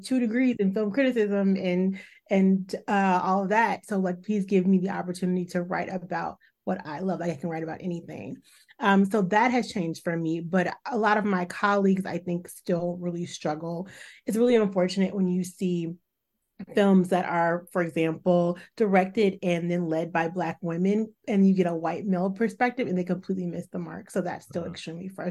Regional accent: Chicago, Illinois, United States; now in New York, United States; I live in New York. I'm from Chicago.

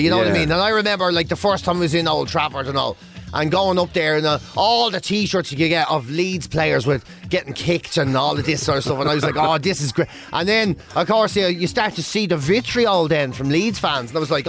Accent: Cork, County Cork, Ireland; born there; But I'm Irish.

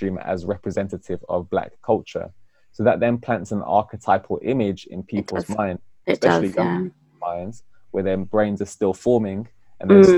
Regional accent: United Kingdom; I'm British Afro-Caribbean, meaning that I live in Britain and I'm of African-Caribbean heritage.

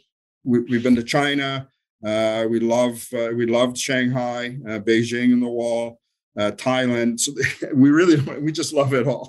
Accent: Thunder Bay, Ontario, Canada; also born or lived in Cyprus; I grew up in Thunder Bay

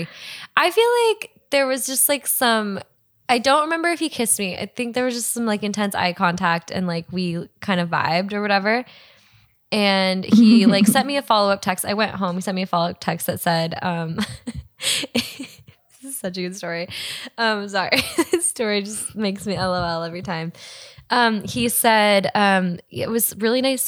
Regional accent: Montana, United States; moved away; I grew up in Montana, traveled a bit, but like I've never really lived in a city before.

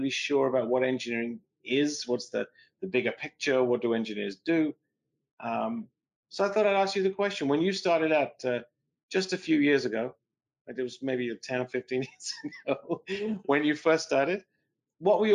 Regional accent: England, United Kingdom; moved away; where I grew up in England

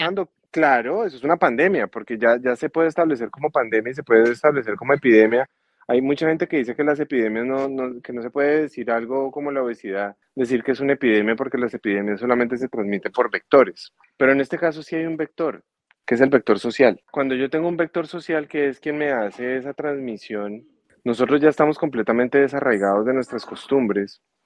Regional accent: Colombia; now in United States; yo soy colombiano

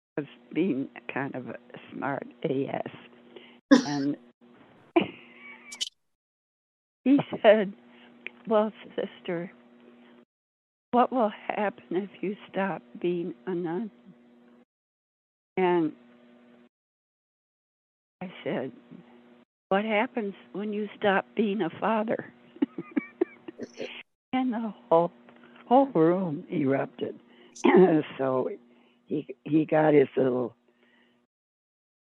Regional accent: St. Louis, Missouri, United States; moved away; I was born in St. Louis, Missouri, which is supposed to be the most humid area in existence. But since I grew up in it

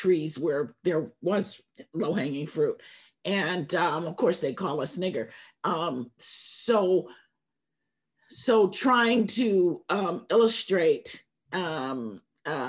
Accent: Oakland, California, United States; As young people growing up in Oakland

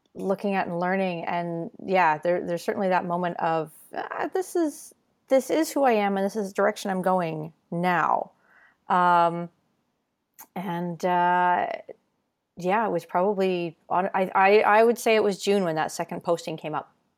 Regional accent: Ontario, Canada; I grew up moving around Ontario

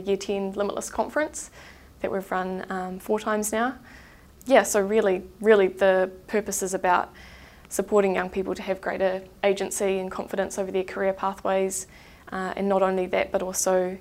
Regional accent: Christchurch, Canterbury, New Zealand; I have grown up in Christchurch

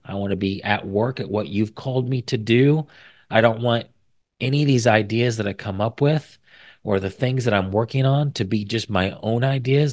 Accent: Indiana, United States; I was from Indiana

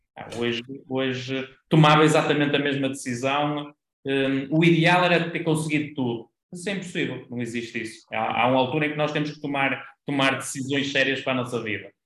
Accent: Vila Nova de Famalicão, Norte, Portugal; eu nasci em, em Vila Nova de Famalicão e, e continuo por cá, na, na cidade

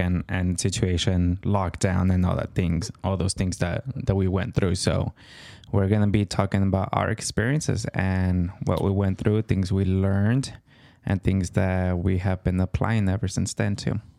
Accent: California, United States; I am Californian

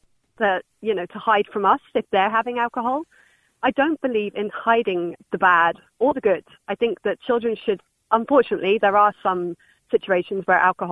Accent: Ireland; accent: English; also born or lived in England; because I grew up in Ireland.

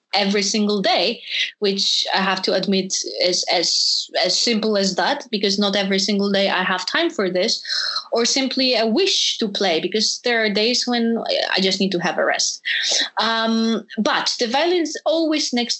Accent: Poland; moved away; also born or lived in Hanover, Germany; in Poland, in my home country

